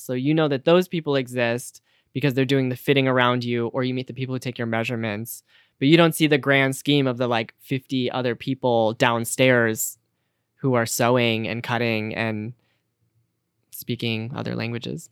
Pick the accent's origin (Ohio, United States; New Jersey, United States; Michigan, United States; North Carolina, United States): Michigan, United States; Detroit; now in New York City, United States; I am from the Detroit area, and I live in New York City now